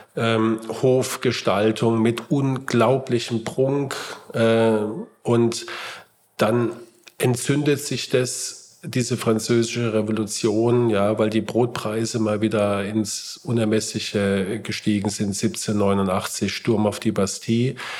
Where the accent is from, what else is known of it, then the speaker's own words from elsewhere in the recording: Heidelberg, Baden-Württemberg, Germany; meine Heimatstadt Heidelberg